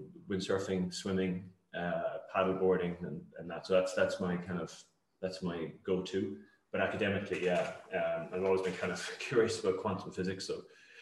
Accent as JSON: {"language": "English", "town": "Cork", "region": "Munster", "country": "Ireland", "tie": "born or raised there", "also_born_or_lived": "Limerick / Dublin", "moved": "as an adult", "lives_now": "Kerry, Ireland", "said": "I grew up in Cork, and yeah, I emigrated to Kerry after kind of a circuitous route around various places about 15, 16 years ago. But I'm firmly Cork, stuck in Kerry."}